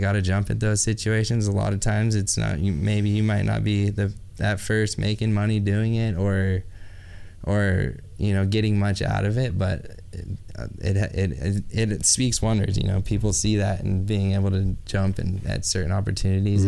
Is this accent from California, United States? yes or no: yes; Central Coast, California, United States; close to my hometown where I grew up. Yeah, right. And on the Central Coast in California